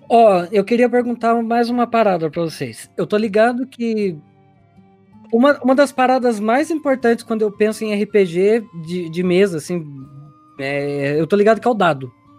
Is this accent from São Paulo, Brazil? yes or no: yes; Tatuí, São Paulo, Brazil; eu venho de Tatuí, né? É uma cidadezinha do interior